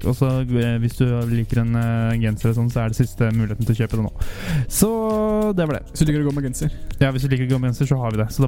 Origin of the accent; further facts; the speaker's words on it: Sørøya, Finnmark, Norway; Jeg er fra Finnmark.